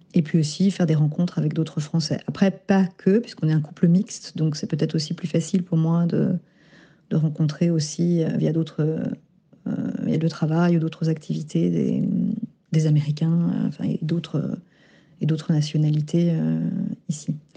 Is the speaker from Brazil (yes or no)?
no; France; je me sens française, hein, je suis née en France, je pense que je suis ce que je suis grâce à ma famille et aussi en partie grâce à l'école, française